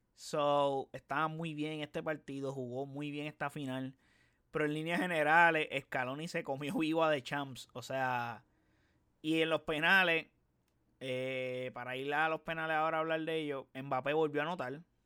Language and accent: Spanish; Puerto Rico; Yo no soy argentino, soy puertorriqueño